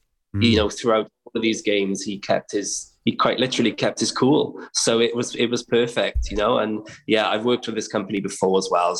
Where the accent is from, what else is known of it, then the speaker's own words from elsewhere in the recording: Wales, United Kingdom; So, if Wales couldn't win, I was, was going to go for England, proud Brit as well.